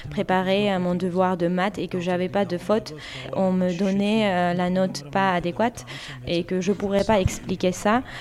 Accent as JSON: {"language": "French", "town": "Tskhinvali", "country": "Georgia", "moved": "yes", "said": "moi aussi je viens de Trinvali et moi je me souviens que les tensions entre les Géorgiens et les Ossètes existaient même dans les années 80"}